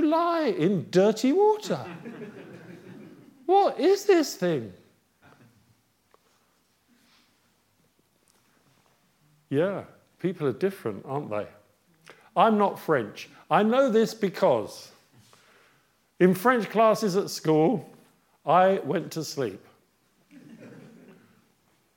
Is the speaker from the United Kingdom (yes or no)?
yes; England, United Kingdom; first language English; I'm English. I have grown up English. I'm an English person.